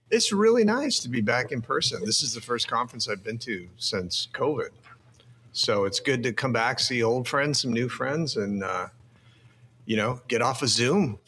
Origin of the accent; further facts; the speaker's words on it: Phoenix, Arizona, United States; I grew up in Phoenix.